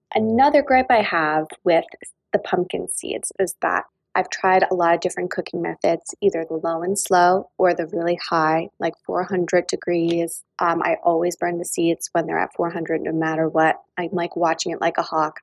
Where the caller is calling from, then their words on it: Saddle River, New Jersey, United States; I'm calling from Saddle River, New Jersey